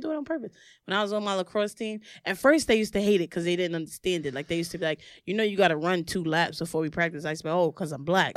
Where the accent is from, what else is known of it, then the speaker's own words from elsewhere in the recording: New York City, New York, United States; also born or lived in Herkimer, New York; I'm from Brooklyn